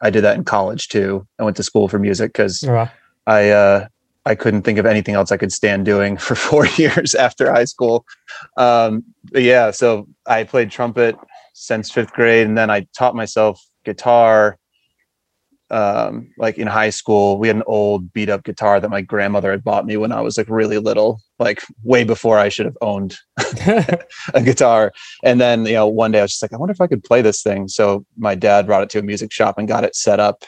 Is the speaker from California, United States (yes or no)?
no; outside of Springfield, Western Massachusetts, United States; now in Marlborough, United States; I grew up in Western Mass, outside of Springfield